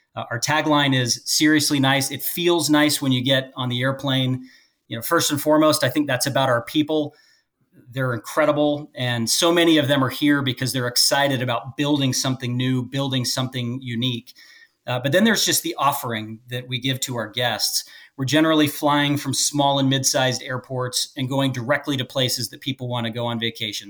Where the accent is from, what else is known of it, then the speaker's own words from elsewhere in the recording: Las Vegas, Nevada, United States; also born or lived in Phoenix; Allegiant, which is in my hometown of Las Vegas, where I was born and raised.